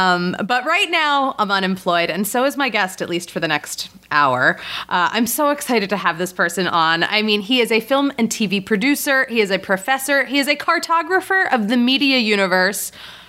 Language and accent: English; Philadelphia, Pennsylvania, United States; I'm from Philadelphia.